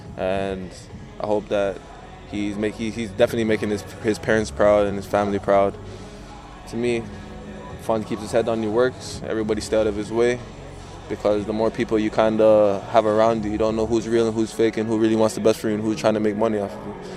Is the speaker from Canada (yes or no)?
yes; Canada; being a Canadian